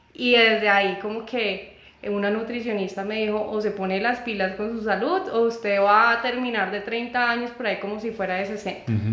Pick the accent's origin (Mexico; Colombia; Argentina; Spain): Colombia; moved away; also born or lived in United States; una situación familiar eh, me trajo de vuelta a Colombia